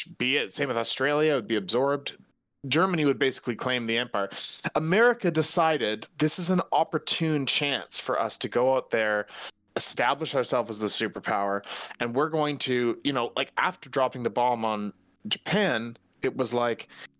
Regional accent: Canada; I come from Canada

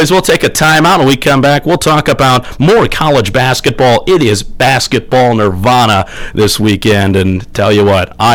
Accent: Northwest Ohio, United States; moved away; I'm from Northwest Ohio

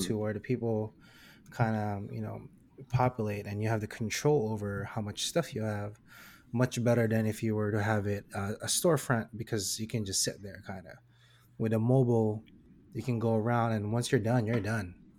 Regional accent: Philippines; I am Filipino

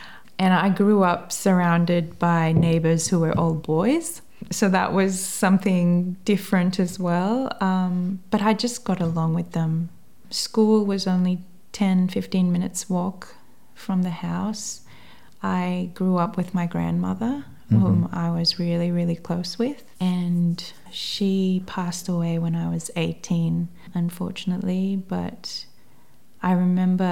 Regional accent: Seychelles; first language English; now in Tasmania, Australia; I grew up on the main island, which is Mahé

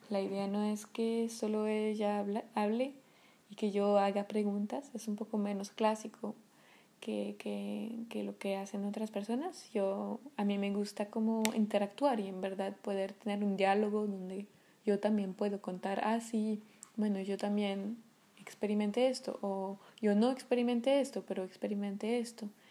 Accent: Paris, Île-de-France, France; first language French; Spanish is a second language; moved away; soy de París, eh, nací y crecí en París

